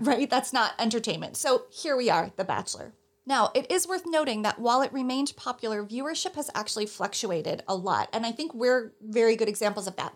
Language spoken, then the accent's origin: English; New Jersey, United States; moved away as an adult; now in New York City, United States; I'm from New Jersey and have lived my adult life in New York City